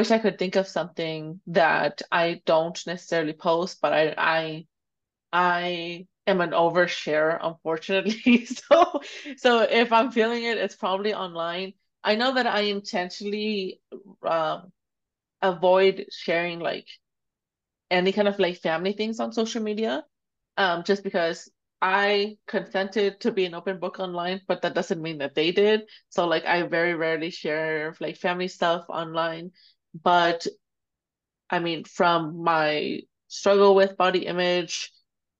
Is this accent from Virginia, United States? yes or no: no; Dallas, Texas, United States; also born or lived in Jalisco, Mexico; I grew up here in Oak Cliff. I became a photographer here in Dallas